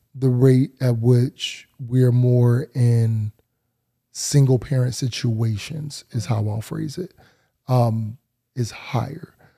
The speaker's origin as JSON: {"language": "English", "town": "New Haven", "region": "Connecticut", "country": "United States", "tie": "born or raised there", "said": "I'm Elm City through and through"}